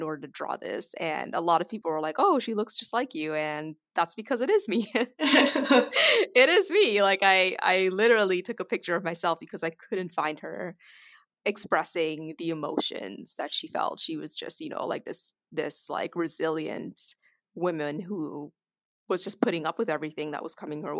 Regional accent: Toronto, Ontario, Canada; also born or lived in Trinidad and Tobago; growing up in Toronto and the greater Toronto area

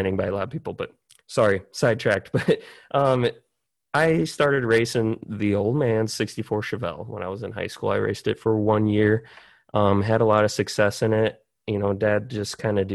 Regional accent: South Dakota, United States; I'm from South Dakota

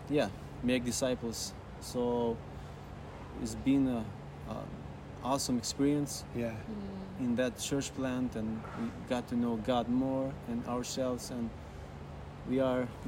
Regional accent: Tirana, Albania; moved away as an adult; now in Pristina, Kosovo; we are from Albania and we basically our families are Muslim as a background

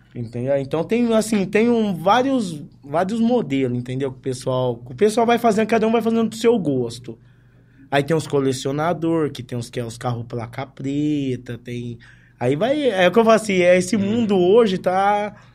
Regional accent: Ribeirão Preto, São Paulo, Brazil; Sou daqui mesmo de Ribeirão, aqui do bairro da Vila Tibério

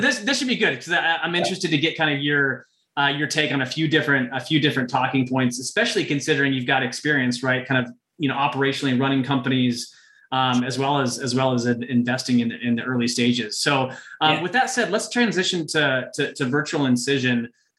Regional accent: Midwest, United States; moved away; I'm originally from the Midwest, so very familiar with Omaha and Lincoln

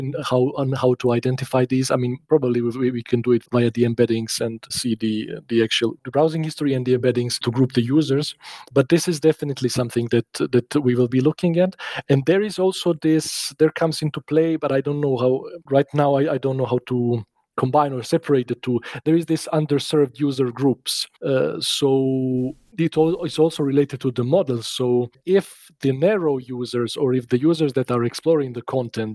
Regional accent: Serbia; now in Bavaria, Germany; I grew up actually in Serbia, so it's like a former Yugoslavia

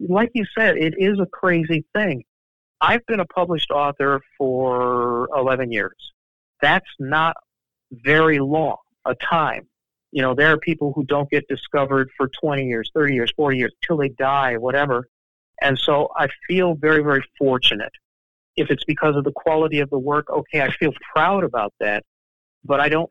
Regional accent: Chicago, Illinois, United States; I grew up in the University of Chicago neighborhood of Hyde Park

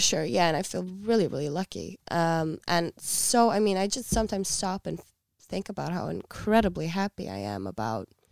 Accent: Iceland; we are a small nation

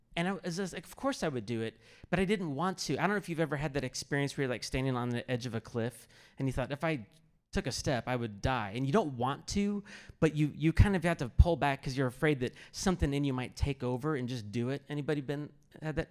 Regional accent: Kansas City, United States; I grew up in Kansas City area

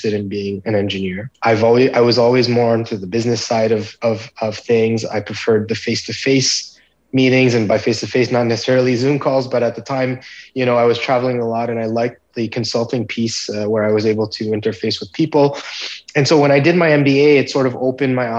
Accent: Montreal, Quebec, Canada; I was born in Montreal in Canada

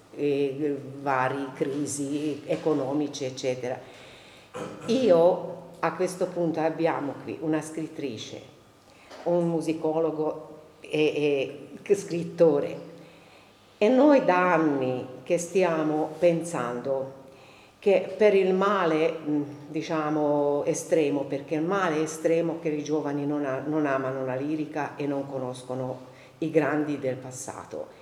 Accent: Hungary; now in Siena, Italy; io non sono senese di origine, di adozione però sì, però il mio carattere mm, ungherese, aus- austro-ungarico, asburgico

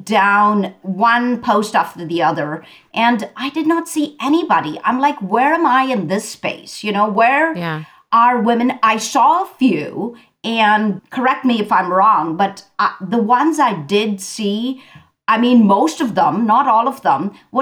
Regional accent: India; I grew up in India.

